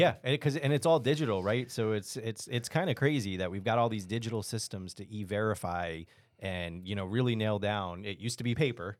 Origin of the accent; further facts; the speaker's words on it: Texas, United States; we're from Texas